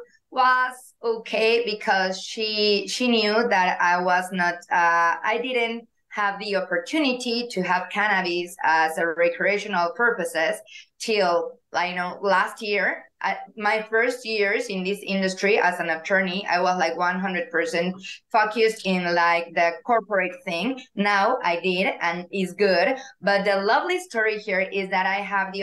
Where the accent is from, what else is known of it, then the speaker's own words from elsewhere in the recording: Mexico City, Mexico; English is a second language; moved away as an adult; now in Mérida, Mexico; I was born and raised in Mexico City, and nowadays I live in Mérida